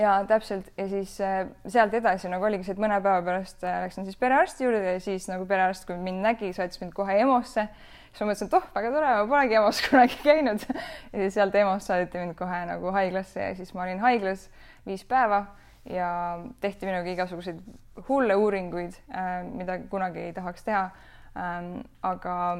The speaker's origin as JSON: {"language": "Estonian", "town": "Rakvere", "region": "Lääne-Viru County", "country": "Estonia", "tie": "born or raised there", "said": "olen pärit või noh, üles kasvanud Karmeli koguduses Rakveres, Lääne-Virumaal"}